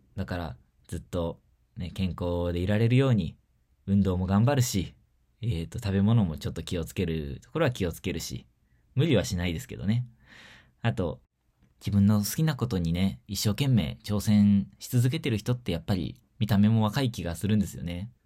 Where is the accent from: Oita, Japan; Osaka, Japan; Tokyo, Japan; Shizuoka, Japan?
Shizuoka, Japan; 地元の静岡 県立図書館